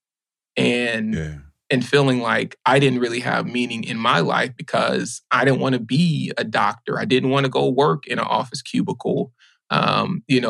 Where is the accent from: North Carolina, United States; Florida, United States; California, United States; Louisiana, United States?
Louisiana, United States; Baton Rouge; also born or lived in New Orleans; growing up in Louisiana, my folks worked at chemical plants